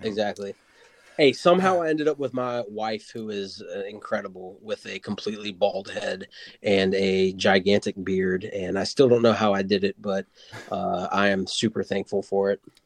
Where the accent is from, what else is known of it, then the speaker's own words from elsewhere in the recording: Wilmington, North Carolina, United States; That's where I'm born and raised in Wilmington, North Carolina.